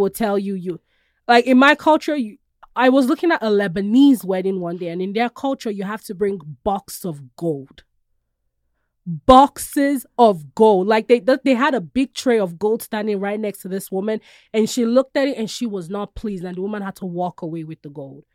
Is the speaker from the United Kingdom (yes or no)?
no; Nigeria; now in United States; I love being Nigerian.